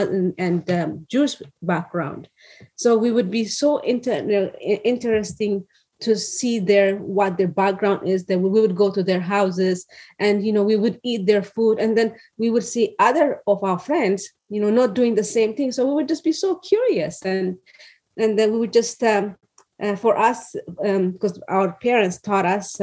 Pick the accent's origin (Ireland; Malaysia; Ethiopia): Ethiopia; Addis Ababa; moved away as an adult; now in California, United States; the place that I grew up was in Addis Ababa